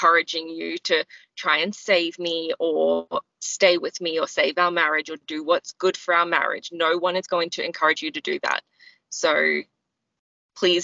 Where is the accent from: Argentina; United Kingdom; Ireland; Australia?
Australia; also born or lived in Nepal; I'm an Australian.